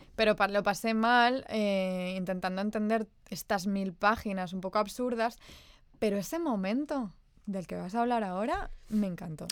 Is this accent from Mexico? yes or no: no; Spain; nosotras que crecimos en la España de los 90 y de los early, early 2000